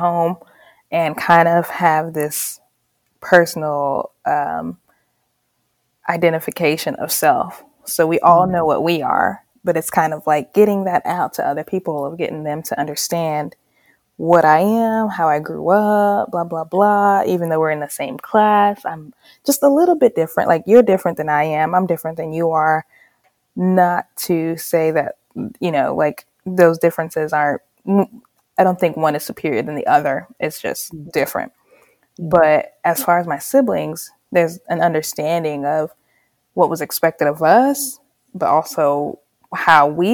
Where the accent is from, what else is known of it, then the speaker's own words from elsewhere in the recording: Charlotte, North Carolina, United States; also born or lived in Kinshasa, Democratic Republic of the Congo; I was born in the Congo, but raised in North Carolina